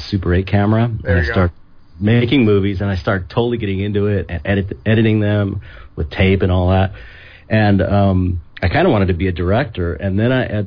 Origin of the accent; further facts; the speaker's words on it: San Pedro, California, United States; I grew up in San Pedro, California, which is a little port town, out about 45 minutes outside of Los Angeles.